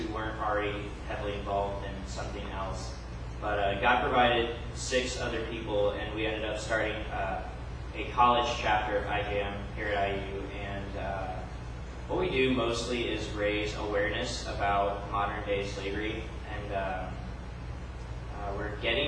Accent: Seymour, Indiana, United States; now in Bloomington, United States; my hometown, Seymour, Indiana

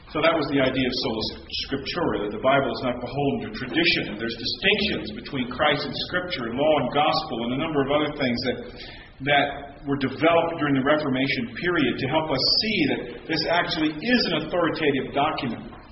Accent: United States; I'm an American

